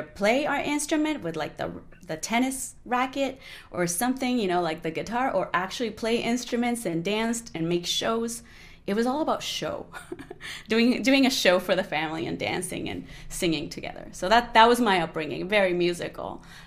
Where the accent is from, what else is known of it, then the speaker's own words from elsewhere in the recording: Barranquilla, Atlántico, Colombia; English is a second language; moved away as an adult; also born or lived in Boston, United States; now in United States; I grew up in Colombia, and Barranquilla is a party town.